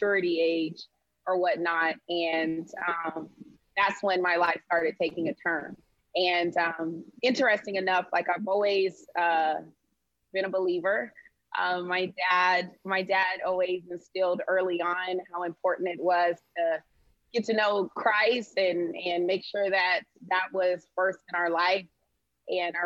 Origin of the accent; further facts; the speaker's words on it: Sacramento, California, United States; now in Houston, United States; I'm originally from Sacramento, California, but now I live in Houston, Texas